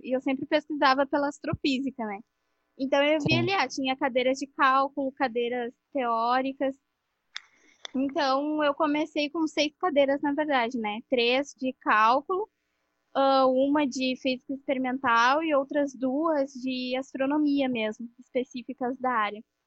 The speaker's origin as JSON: {"language": "Portuguese", "town": "Guaíba", "region": "Rio Grande do Sul", "country": "Brazil", "said": "eu sou de Guaíba, Rio Grande do Sul"}